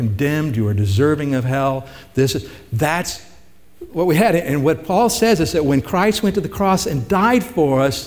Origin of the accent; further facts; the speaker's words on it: Missouri, United States; moved away; I'm originally from Missouri